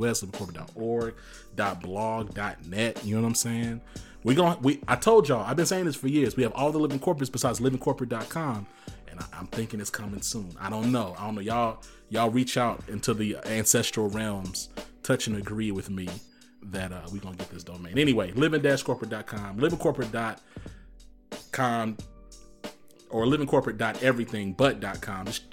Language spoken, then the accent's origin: English; Dallas, Texas, United States; I'm from Dallas